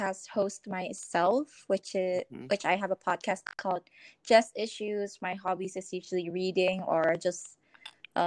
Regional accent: Indonesia; I am from Indonesia, and I'm still living here.

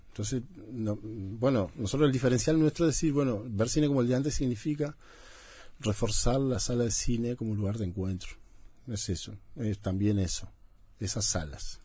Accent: Montevideo, Uruguay; yo soy de ese bar soy del oeste no soy nacido en la Teja viví 30 años en la Teja

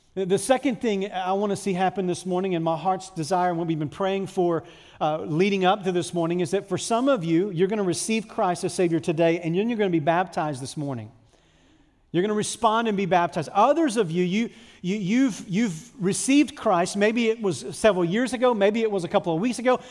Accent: United States; I'm an American, I live in a free country

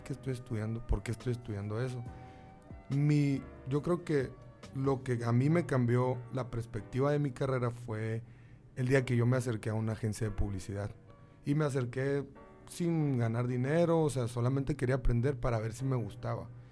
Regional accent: Sonora, Mexico; así somos los sonorenses

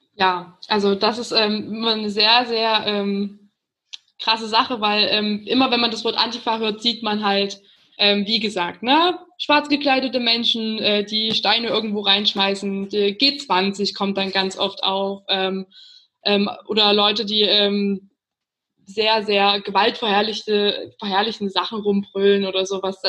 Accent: Chemnitz, Saxony, Germany; wir kommen aus Chemnitz

